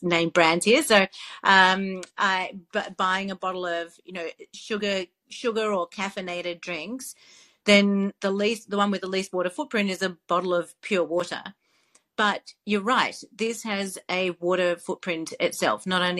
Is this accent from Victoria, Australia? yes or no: yes; Melbourne, Victoria, Australia; my hometown in Melbourne, Australia